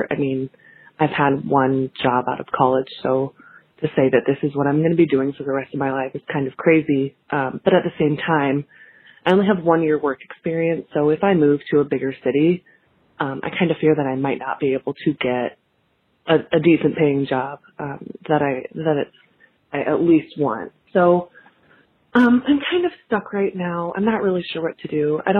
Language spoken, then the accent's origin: English; Iowa, United States; I'm 23 and I live in Iowa. So I just graduated from college about a year ago. And I ended up moving back to my hometown